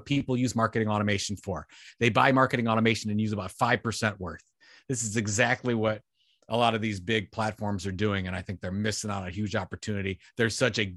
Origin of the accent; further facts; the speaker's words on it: Sandusky, Ohio, United States; It's from my hometown, Sandusky. Went to my high school